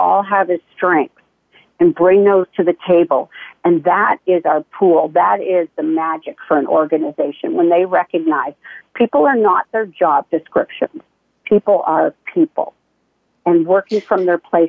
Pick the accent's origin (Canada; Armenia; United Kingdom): Canada; moved away as an adult; also born or lived in United States; I'm Canadian.